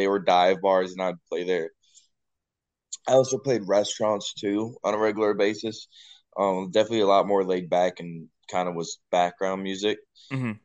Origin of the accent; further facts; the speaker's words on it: Katy, Texas, United States; moved away as an adult; now in Nashville, United States; I'm from right outside of Houston, like a place called Katy, Texas